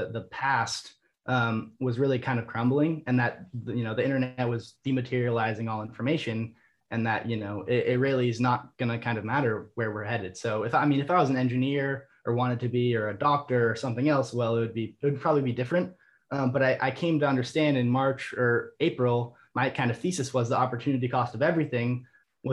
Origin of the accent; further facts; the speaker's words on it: Vermont, United States; I was attending business school at the University of Vermont, my hometown state